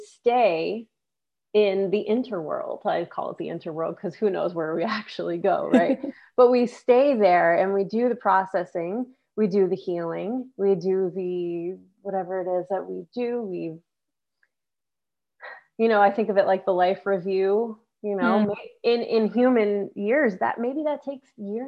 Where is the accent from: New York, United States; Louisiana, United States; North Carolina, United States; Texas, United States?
New York, United States; now in California, United States; I'm from New York, so I remember real winters